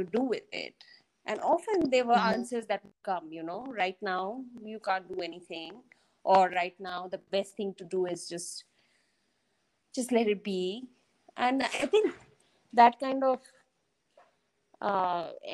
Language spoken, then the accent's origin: English; Bhutan; I grew up in Bhutan